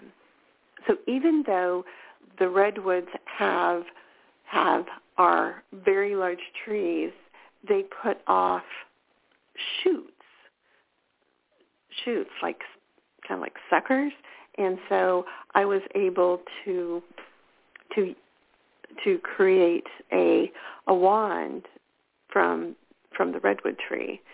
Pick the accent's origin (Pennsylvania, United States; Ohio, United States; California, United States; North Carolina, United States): California, United States; I'm a California girl.